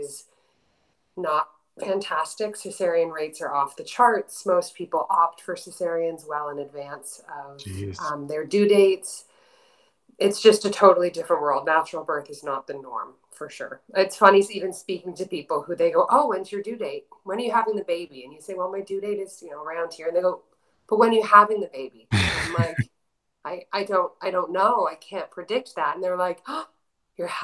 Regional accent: Canada; moved away as an adult; also born or lived in Panama; now in Bali, Indonesia; I'm Canadian

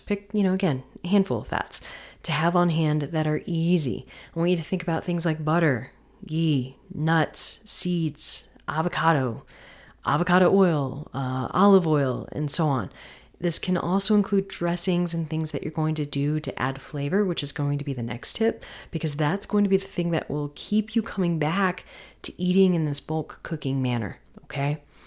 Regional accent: Florida, United States; I'm from Florida

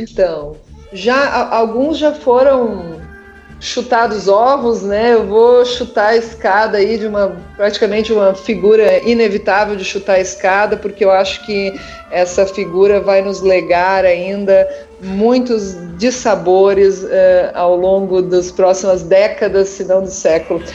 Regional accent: Brazil–Uruguay border region, Rio Grande do Sul, Brazil; moved away; da região de onde eu vim, né, da fronteira com o Rio Grande do Sul, da fronteira entre o Brasil e o Uruguai.

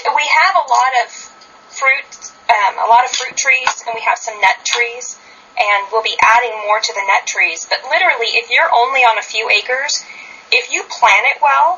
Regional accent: San Luis Obispo, California, United States; moved away as an adult; also born or lived in Fresno, California; now in Oregon, United States; I grew up in San Luis Obispo, California

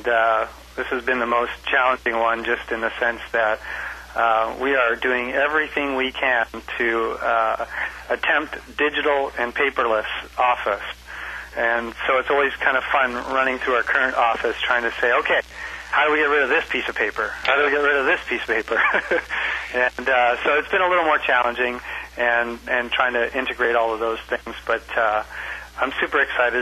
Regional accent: Canada; also born or lived in Devon, England; Born in England and raised in Canada.

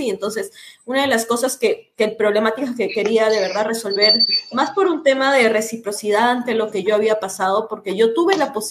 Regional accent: Trujillo, La Libertad, Peru; moved away as an adult; now in Lima, Peru; yo no soy de Lima, yo soy de Trujillo, que queda como a ocho horas de acá, es una provincia

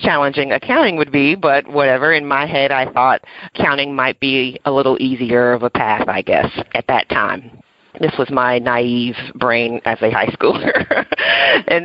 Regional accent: Westerville, Ohio, United States; I grew up in Ohio. It's a small town outside of Columbus, Ohio, called Westerville

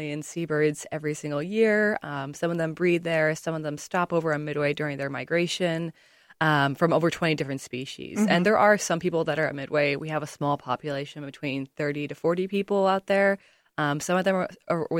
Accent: Boise, Idaho, United States; moved away as an adult; now in Illinois, United States; I grew up just outside of Boise, Idaho

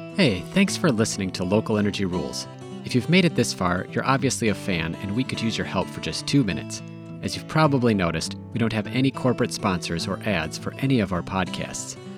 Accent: Minnesota, United States; I'm from Minnesota

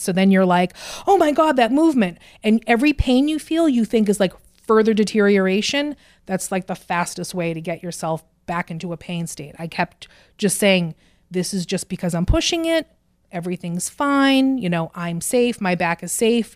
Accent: Burlington, Massachusetts, United States; I grew up in Burlington

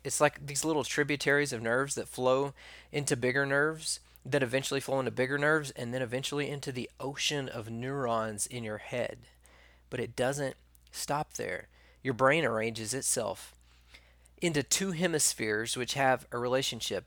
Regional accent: East Texas, United States; I can't say rural because I'm from East Texas.

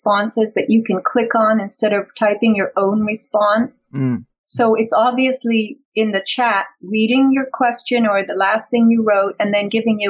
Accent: East Coast, United States; moved away; I come from the East Coast

